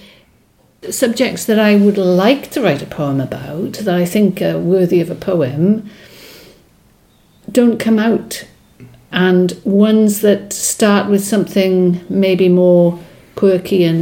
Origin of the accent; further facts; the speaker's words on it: Wales, United Kingdom; first language Welsh; English is a second language; Welsh is my first language, followed closely by English.